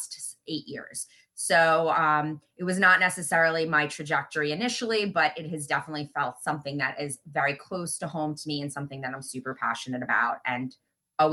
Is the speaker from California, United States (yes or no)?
no; Long Island, New York, United States; we're both obviously from Long Island